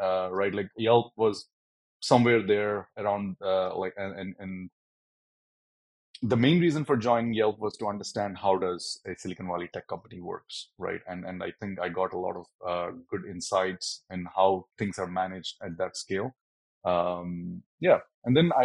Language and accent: English; South India, India; moved away as an adult; now in Amsterdam, Netherlands; I grew up in a small town in the south of India